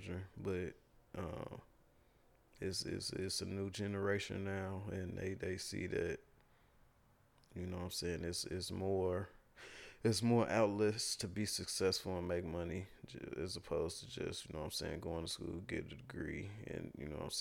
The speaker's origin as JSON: {"language": "English", "town": "Gary", "region": "Indiana", "country": "United States", "tie": "born or raised there", "said": "when I was growing up in Gary"}